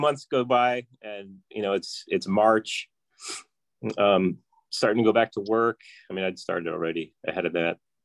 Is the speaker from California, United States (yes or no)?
yes; Livermore, California, United States; I'm from Livermore, California, and I'm a mechanical engineer.